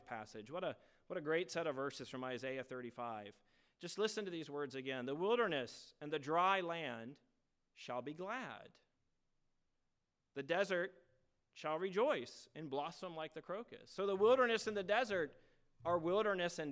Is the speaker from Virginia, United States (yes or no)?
yes; Virginia, United States; moved away; growing up in Virginia with my family